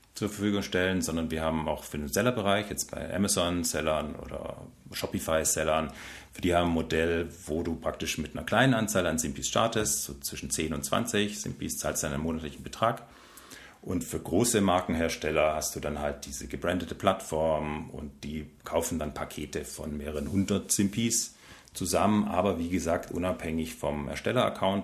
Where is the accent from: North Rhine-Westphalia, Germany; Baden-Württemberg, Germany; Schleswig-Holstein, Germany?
Baden-Württemberg, Germany; Stuttgart; Ich bin Schwabe. Nee, ich komme tatsächlich aus Stuttgart